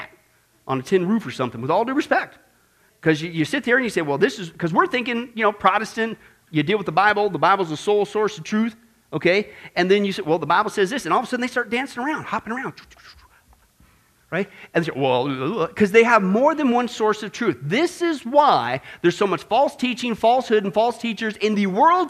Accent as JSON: {"language": "English", "region": "Kansas", "country": "United States", "tie": "born or raised there", "said": "I grew up in Kansas"}